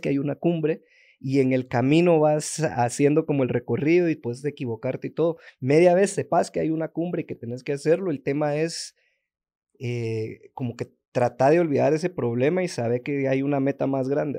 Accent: Guatemala; todos los emprendedores, sobre todo guatemaltecos o centroamericanos

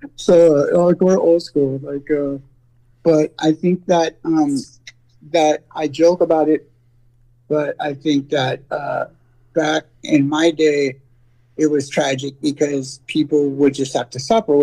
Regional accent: San Francisco Bay Area, California, United States; I grew up in the San Francisco Bay Area

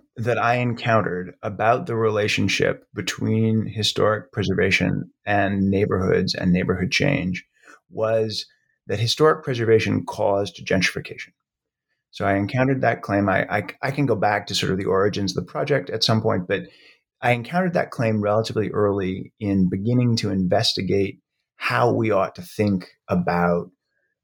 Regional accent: Brookline, Massachusetts, United States; also born or lived in Florida; I was born in Florida, but grew up mostly in Brookline, Massachusetts, just outside of Boston

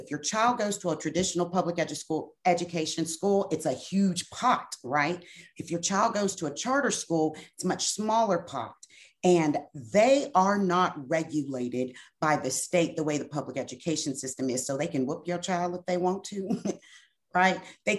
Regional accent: Brenham, Texas, United States; Like, I am from Washington County, Brenham, Texas.

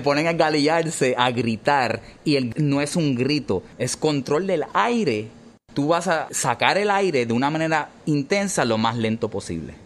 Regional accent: Puerto Rico; yo siendo ciudadano americano, por más que puertorriqueños seamos, somos ciudadanos americanos legalmente

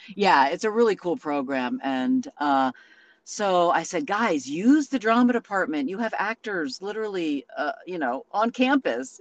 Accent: Santa Rosa, California, United States; moved away as an adult; I grew up in a small town up there. Now it's quite large, Santa Rosa

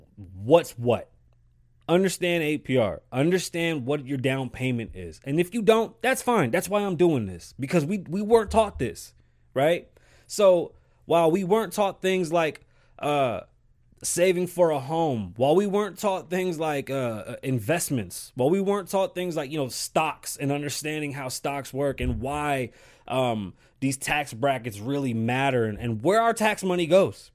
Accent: New York, United States; accent: New York; I'm from New York

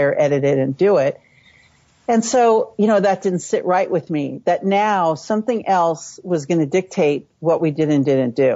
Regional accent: San Francisco, California, United States; So I was born and raised in the San Francisco Bay Area. My mom worked for the police department. My dad worked for the water department in San Francisco. And so I grew up in the city

